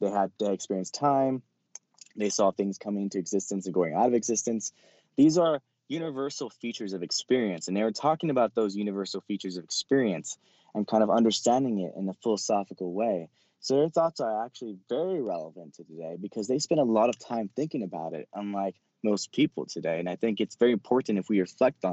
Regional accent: California, United States; I'm from California. So I had a lot of questions about different things. You know, California is very secular

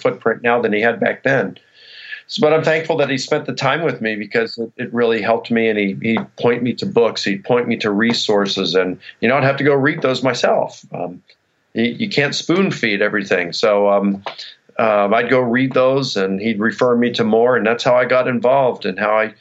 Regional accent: United States; I was born in the United States

